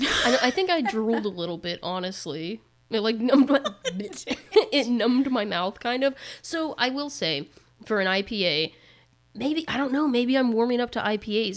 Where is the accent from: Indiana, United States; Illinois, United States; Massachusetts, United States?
Indiana, United States; We're from Indiana